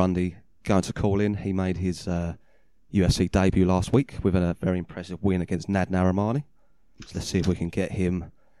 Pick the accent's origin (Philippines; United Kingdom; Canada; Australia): United Kingdom; As a Brit, wrestling, it's not what we're necessarily known for.